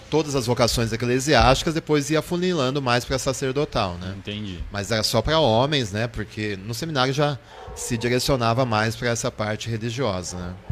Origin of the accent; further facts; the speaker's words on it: Botucatu, São Paulo, Brazil; moved away as an adult; also born or lived in Marília / Rome; eu sou de Botucatu. Pela primeira vez estou trabalhando em Botucatu, mas eu sou nascido em Botucatu há alguns aninhos, poucos aninhos, mas sou botucatuense.